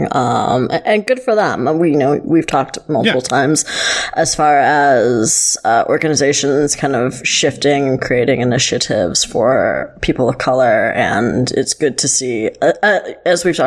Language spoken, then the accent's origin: English; Buffalo, New York, United States; I grew up in Buffalo, the Buffalo area